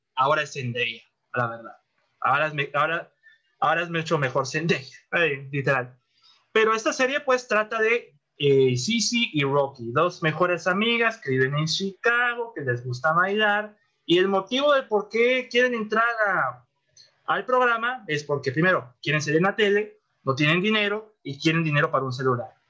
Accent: Monterrey, Nuevo León, Mexico; Monterrey, que es mi ciudad natal

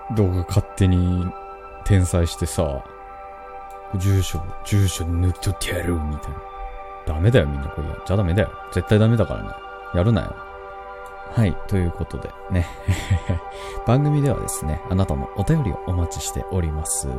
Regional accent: Kansai, Japan; accent: Kansai dialect; また関西弁出ちゃったけど。

